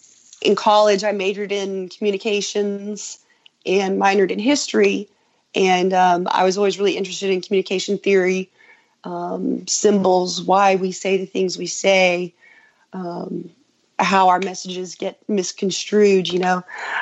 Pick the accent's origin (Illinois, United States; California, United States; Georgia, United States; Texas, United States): Texas, United States; Sweeney; born there; also born or lived in Lubbock; I lived, was born in Sweeney, and then I lived in Lubbock for a few years.